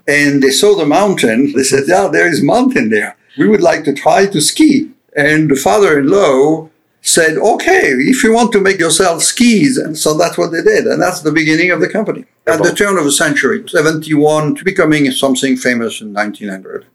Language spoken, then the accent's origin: English; Paris, Île-de-France, France; English is a second language; moved away as an adult; also born or lived in Lyon, France; now in Florida, United States; I grew up in Paris and I went to the University of Paris and I left Paris in 1992